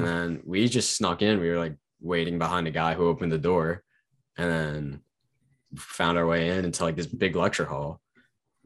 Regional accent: Huntington, New York, United States; moved away as an adult; now in Boston, United States; I'm from Huntington, Long Island.

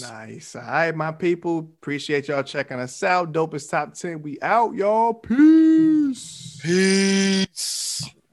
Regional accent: New York City, New York, United States; I was from New York, well, I was in Queens

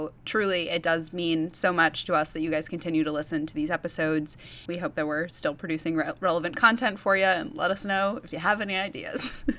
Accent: New England, United States; I am from the New England area.

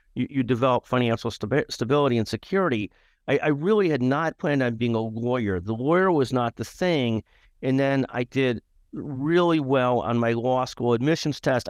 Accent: Skokie, Illinois, United States; grew up in a community called Skokie, Illinois

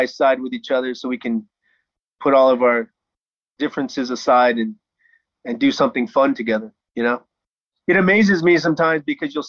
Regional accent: United States; moved away as an adult; also born or lived in China; Being an American

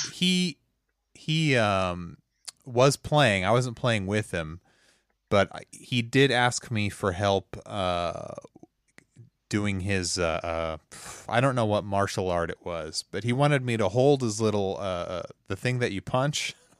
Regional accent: the Ozarks, Missouri, United States; I'm from, uh, Missouri, U S A, a little place called the Ozarks

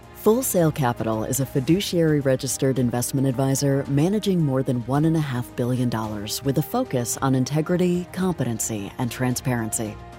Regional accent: Yukon, Oklahoma, United States; Born and raised out in Yukon, Oklahoma

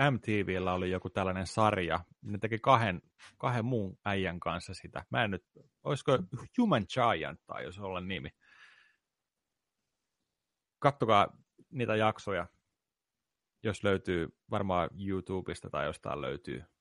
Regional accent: India; sori, mä oon intialainen, mä en voi syödä pekonia, se on mun uskontoa vastaan

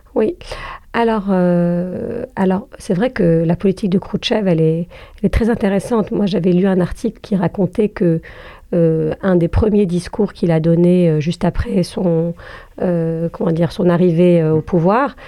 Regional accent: Algeria; je suis algérienne

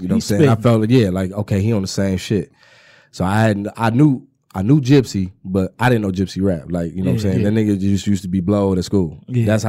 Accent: Inkster, Michigan, United States; I'm from Inkster

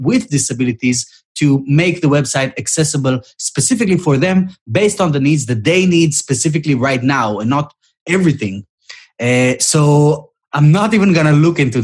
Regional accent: Israel; moved away; originally I'm from Israel

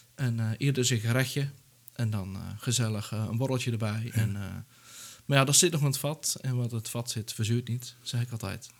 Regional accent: Netherlands; ik kom zelf uit Dijl

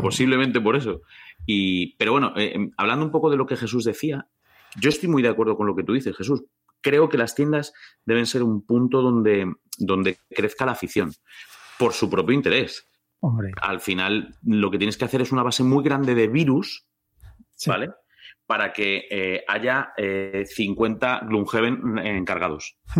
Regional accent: Valdemoro, Community of Madrid, Spain; Yo soy de Valdemoro

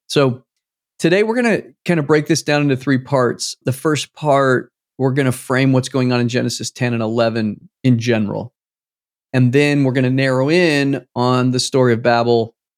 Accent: United States; I'm American

